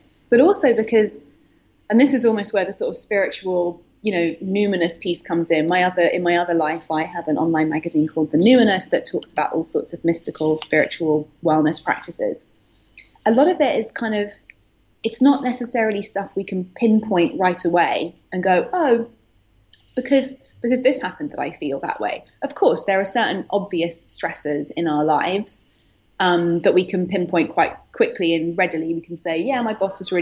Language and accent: English; United Kingdom; moved away as an adult; also born or lived in London; now in New York, United States; I'm currently based in New York, but I'm British, as you can hear